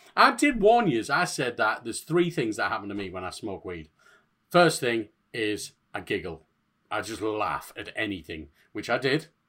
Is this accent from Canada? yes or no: no; Hartlepool, North East England, United Kingdom; I'm from Hartlepool